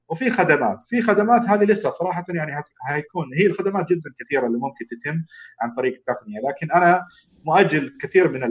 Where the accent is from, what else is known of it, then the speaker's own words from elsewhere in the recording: Jeddah, Makkah Province, Saudi Arabia; انا شخصيا من اهل جده وعارف تماما انه هي ابعد حتى من مكه